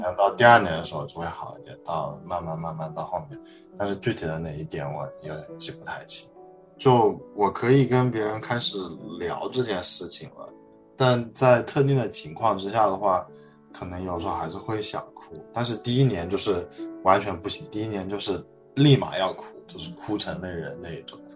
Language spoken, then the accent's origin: Chinese; Wuhan, Hubei, China; moved away; also born or lived in Shanghai; 我家，老家是在武汉，然后我嗯。们家后来去了上海发展